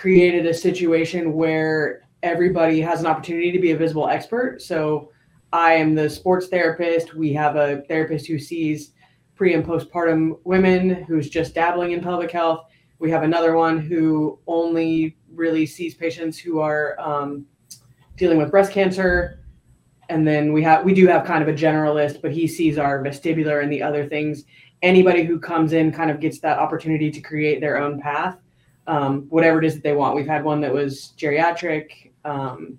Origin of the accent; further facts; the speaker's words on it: Southern California, United States; moved away as an adult; now in Gainesville, United States; growing up in Southern California